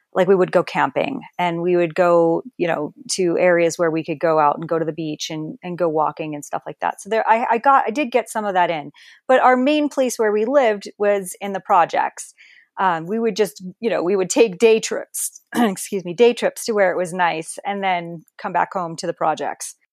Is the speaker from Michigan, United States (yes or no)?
no; Perth Amboy, New Jersey, United States; moved away; Perth Amboy, actually. I grew up, uh, basically underneath the Staten Island Bridge